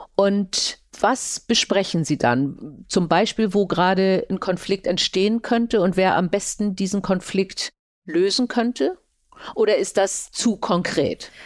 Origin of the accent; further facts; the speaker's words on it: Germany; bei uns die vielen Städte oder ein kleines Bonn am Anfang